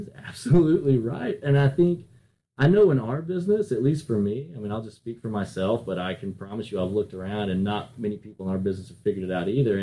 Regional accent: North Carolina, United States; now in Miami, United States; I grew up in North Carolina, and now I'm down in Miami

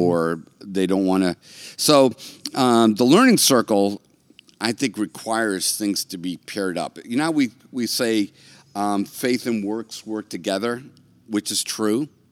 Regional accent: United States

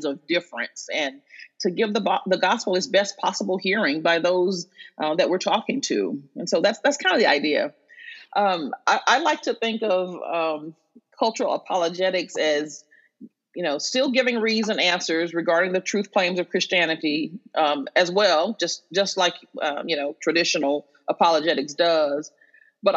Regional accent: Arkansas, United States; moved away as an adult; also born or lived in St. Louis, Missouri; now in New York City, United States; But I grew up in Arkansas, lived there until I was about 19 when I went to St. Louis

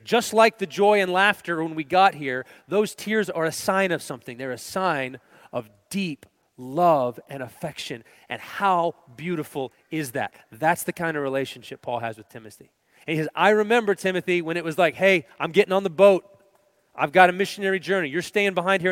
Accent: Texas, United States; moved away; We're originally from Texas

